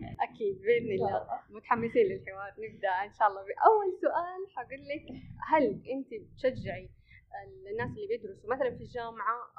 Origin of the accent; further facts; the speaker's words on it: Saudi Arabia; هنا عندنا في السعوديه